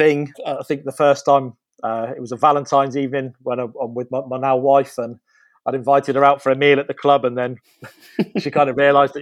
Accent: Northampton, East Midlands, United Kingdom; I was born in Northampton.

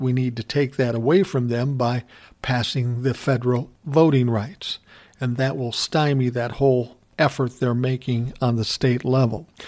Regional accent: Minneapolis, Minnesota, United States; moved away; I grew up in South Minneapolis

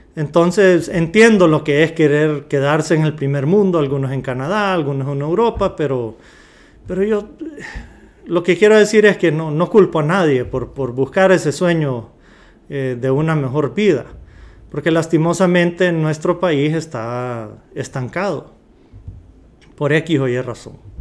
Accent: Honduras; somos de Honduras

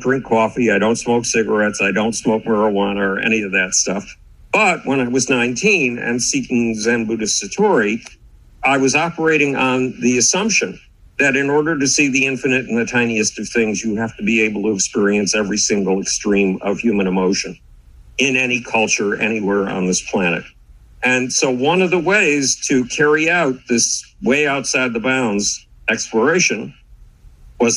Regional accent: Buffalo, New York, United States; moved away; Buffalo, New York, my hometown

